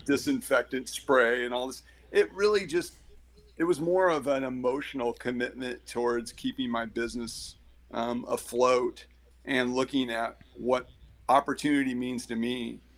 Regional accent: Eugene, Oregon, United States; I grew up in Eugene

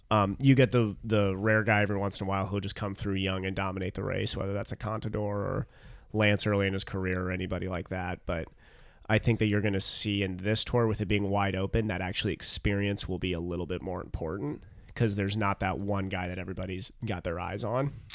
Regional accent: United States; as an American

